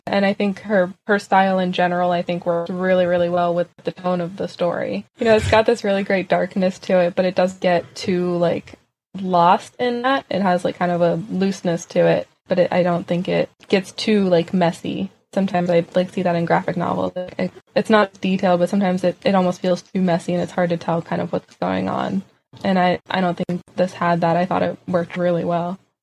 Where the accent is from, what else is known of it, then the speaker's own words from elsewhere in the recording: Pennsylvania, United States; As someone who's born and raised in Pennsylvania